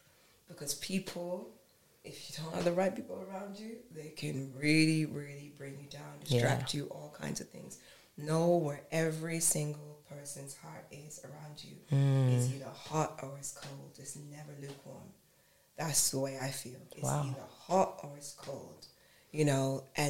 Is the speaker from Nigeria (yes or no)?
yes; Nigeria; And I'm going to say it because I'm Nigerian.